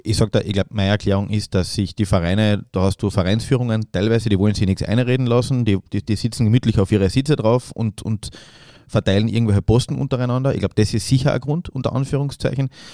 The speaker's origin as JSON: {"language": "German", "country": "Austria", "said": "uns Österreichern"}